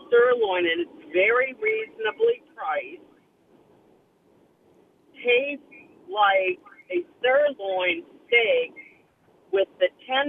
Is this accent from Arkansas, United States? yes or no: no; New Orleans, Louisiana, United States; I grew up in New Orleans, and my grandmother was French, and my grandfather was German.